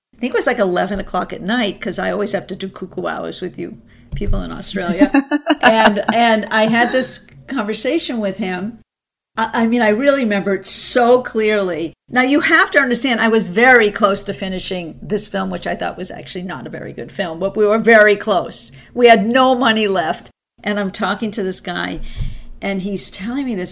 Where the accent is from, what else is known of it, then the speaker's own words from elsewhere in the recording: Boston, Massachusetts, United States; moved away; also born or lived in Santa Fe; I was from Boston, and that's the medical mecca